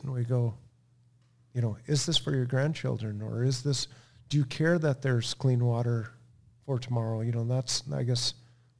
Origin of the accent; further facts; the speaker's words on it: Melrose, Minnesota, United States; In Melrose. We were on a farm, just a family farm.